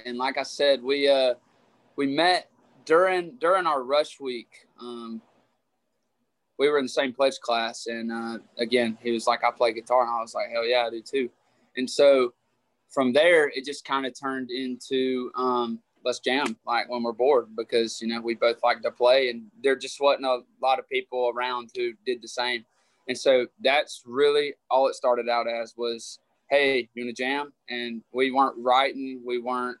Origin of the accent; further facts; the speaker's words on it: Rome, Georgia, United States; moved away; I'm from Rome, Georgia.